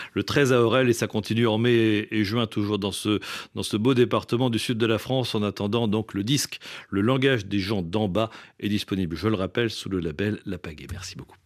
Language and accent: French; Réunion; je suis de la Réunion